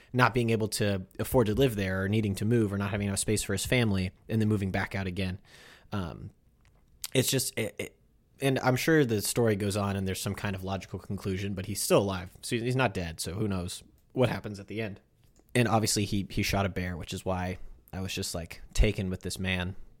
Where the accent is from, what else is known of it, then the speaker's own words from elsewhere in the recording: United States; As American Catholics